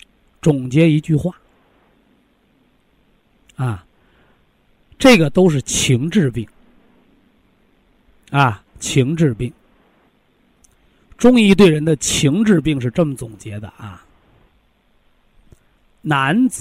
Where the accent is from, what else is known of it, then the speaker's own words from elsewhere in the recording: Shandong, China; 所以男同志逞强的，就是那山东人，山东人，我就是山东人啊，啊，脾气倔强